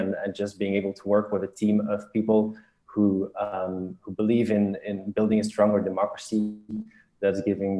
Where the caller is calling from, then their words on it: Brussels, Brussels-Capital Region, Belgium; I'm calling from Brussels here.